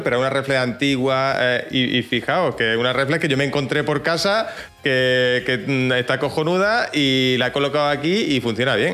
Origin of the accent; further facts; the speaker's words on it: Jaén, Andalusia, Spain; accent: Jaén accent, cerrado; tengo un acento un poco extraño, ¿no? El acento de Jaén, eh, cerraete